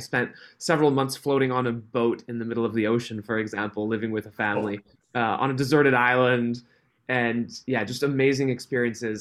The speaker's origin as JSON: {"language": "English", "country": "Switzerland", "tie": "born or raised there", "said": "I was born and grew up in Switzerland, on a halfway up a mountain in the middle of nowhere."}